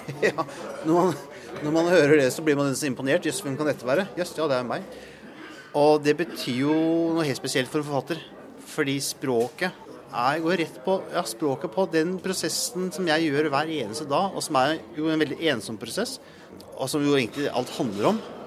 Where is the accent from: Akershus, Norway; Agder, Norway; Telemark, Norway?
Telemark, Norway; Langesund; jeg er jo fra Langsund